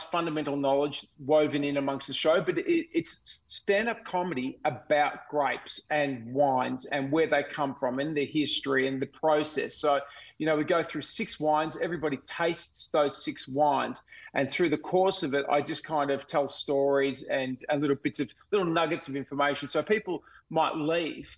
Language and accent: English; Melbourne, Victoria, Australia; I actually grew up not far from the Yarra Valley. I grew up in the Diamond Valley.